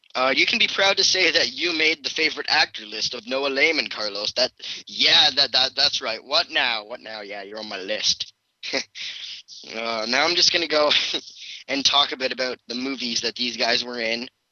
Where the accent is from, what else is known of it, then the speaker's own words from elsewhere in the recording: Canada; I am Canadian